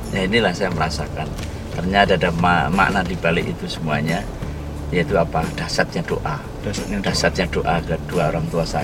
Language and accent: Indonesian; Sukarjo, Central Java, Indonesia; Ya, sejak SD, TK di Sukarjo, SD di Sukarjo, SD 1 Sukarjo, Kemudian keluar Wonosobo sekolah di MTS negeri